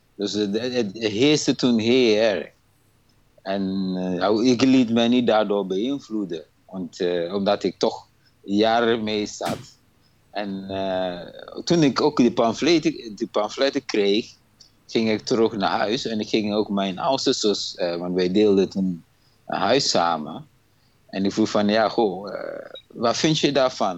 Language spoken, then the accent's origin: Dutch; Ghana; moved away as an adult; now in Breda, Netherlands; Ik ben eigenlijk geboren in Ghana. En eh, naar Nederland toe gekomen in 1992.